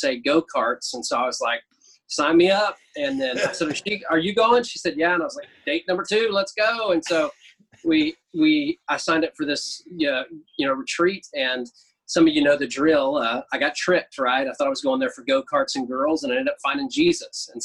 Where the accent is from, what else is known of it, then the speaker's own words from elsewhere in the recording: Oklahoma, United States; Growing up, I lived in a bunch of different places in Oklahoma.